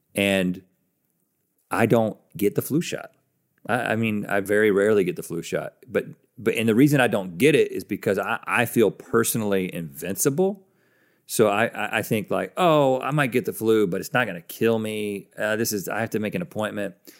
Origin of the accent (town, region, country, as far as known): United States